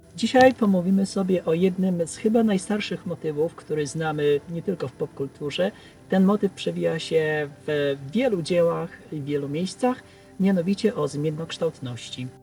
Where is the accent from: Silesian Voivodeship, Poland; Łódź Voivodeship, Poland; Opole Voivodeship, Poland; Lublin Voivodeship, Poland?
Łódź Voivodeship, Poland; a village near Skierniewice; ja pochodzę ze wsi podskierniewickiej